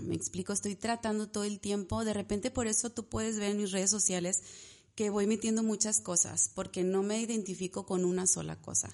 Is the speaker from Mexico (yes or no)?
yes; Ciudad Victoria, Tamaulipas, Mexico; moved away as an adult; also born or lived in Monterrey; Yo soy de aquí de Victoria, pero estaba allá